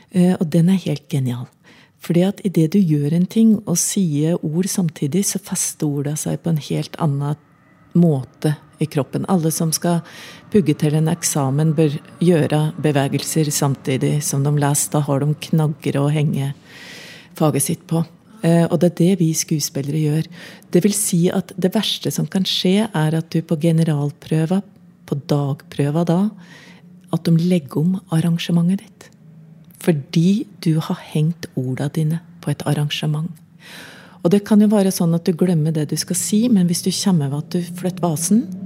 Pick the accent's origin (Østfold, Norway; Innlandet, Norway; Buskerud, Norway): Innlandet, Norway; accent: Innlandet dialect